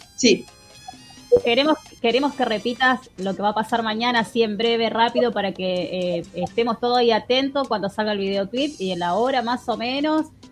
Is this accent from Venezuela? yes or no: no; Argentina; somos todos argentinos